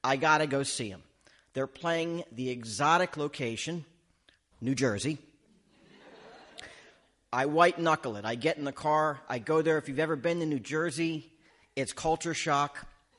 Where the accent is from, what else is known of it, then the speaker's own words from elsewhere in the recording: Canada; no, Canadian. I'm from Canada.